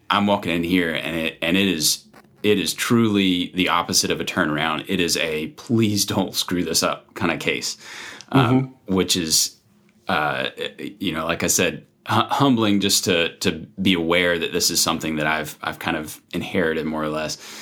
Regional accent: South Carolina, United States; moved away as an adult; now in Virginia, United States; I grew up in South Carolina

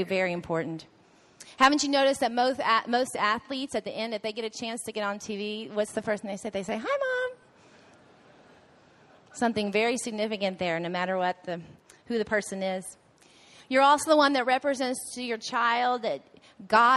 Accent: Waco, Texas, United States; we're from Waco, so sometimes we joke that we're the redneck golfers

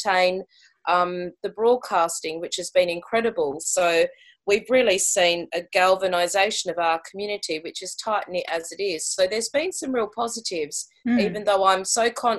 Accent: Australia; moved away as an adult; now in St Albans, United Kingdom; I'm Australian. I moved to the UK about 3 years ago now

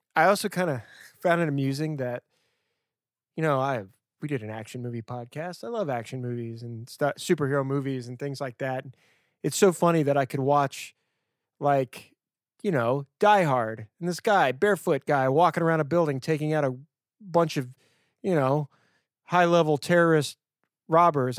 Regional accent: Louisiana, United States; I'm from Louisiana

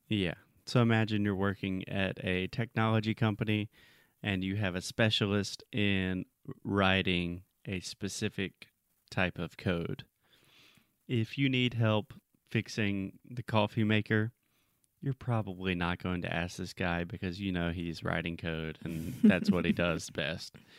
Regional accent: South Carolina, United States; my home state of South Carolina

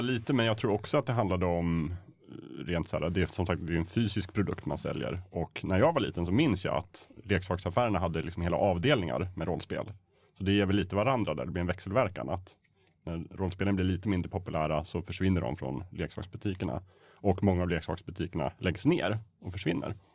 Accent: Östersund, Jämtland, Sweden; jag är uppvuxen i Östersund

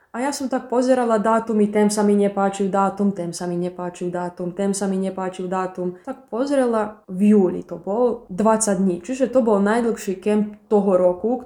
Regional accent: Padina, Vojvodina, Serbia; also born or lived in Bački Petrovac; keď som sa vrátila z Bačského Petrovca do Padiny

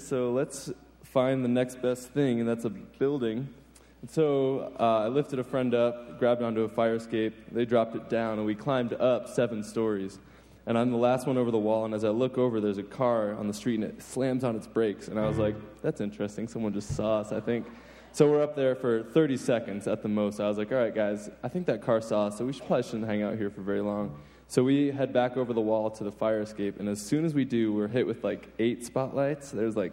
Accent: New York, United States; moved away; I grew up in New York. Not the city.

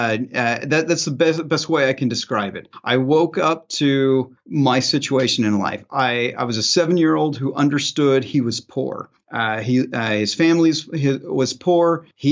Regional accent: Southern Illinois, United States; now in Phoenix area, Arizona, United States; I'm from Southern Illinois. I grew up in a very tiny town right next to a cornfield

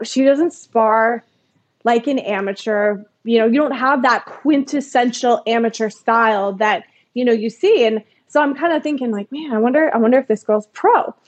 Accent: Calgary, Alberta, Canada; I grew up in Calgary, actually.

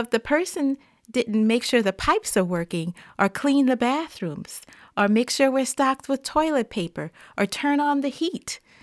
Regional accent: the South, United States; growing up in the South, uh, and in the African-American church

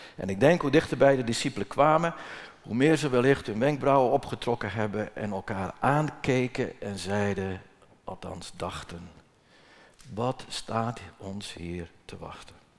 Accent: Netherlands; moved away; waar ik geboren ben. Dat is anderhalve kilometer hier verderop aan de hoofdweg, mijn geboortehuis

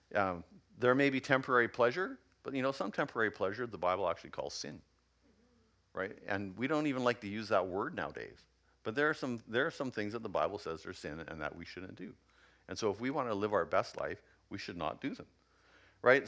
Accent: Yukon, Canada; I come from the Yukon.

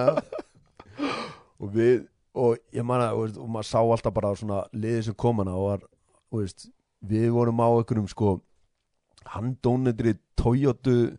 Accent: Iceland; moved away; við komum frá Íslandi

